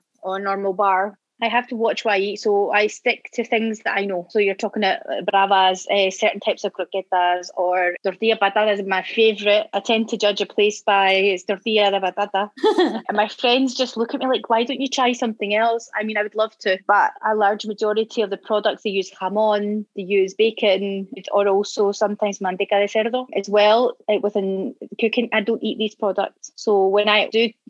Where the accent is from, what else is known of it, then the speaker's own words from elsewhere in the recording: Scotland, United Kingdom; moved away as an adult; now in Madrid, Spain; I'm from Scotland. Don't know if you know from the accent.